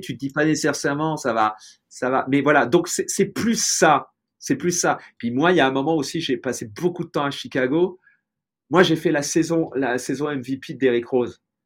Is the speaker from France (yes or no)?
yes; Tours, Centre-Val de Loire, France; moved away as an adult; now in Los Angeles, United States; je suis né à Tours, j'ai vécu en France